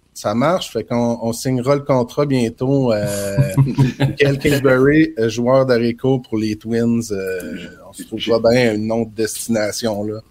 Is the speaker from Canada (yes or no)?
yes; Trois-Pistoles, Quebec, Canada; je suis originaire de Trois-Pistoles dans le Bas-Saint-Laurent